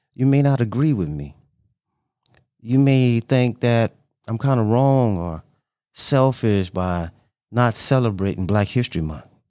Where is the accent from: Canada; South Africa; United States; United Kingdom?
United States; Louisiana; I was born in Louisiana